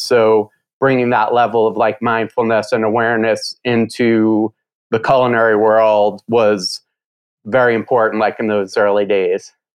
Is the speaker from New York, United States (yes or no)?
yes; New York, United States; I grew up in New York